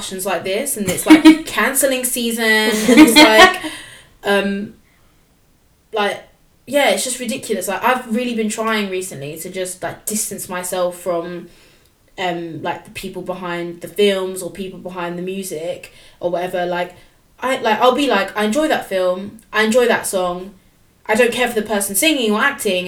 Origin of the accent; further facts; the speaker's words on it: London, United Kingdom; I identify as a Londoner first, but then I would say I'm British rather than saying I'm English